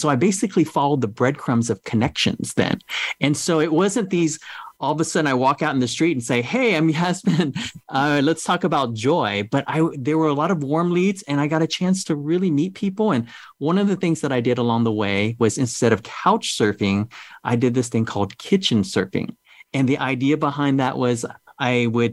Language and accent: English; United States; also born or lived in Vietnam; growing up in America